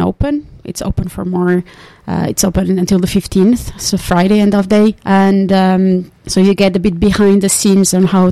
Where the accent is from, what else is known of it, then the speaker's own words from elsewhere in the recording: Portugal; moved away as an adult; also born or lived in Finland; now in Tampere, Finland; I come originally from Portugal. I've been in Finland now for 14 years